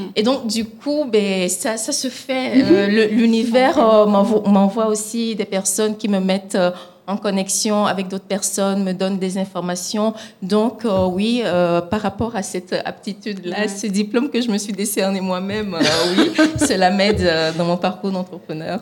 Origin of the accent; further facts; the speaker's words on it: Togo; moved away; mon pays d'origine qui est le Togo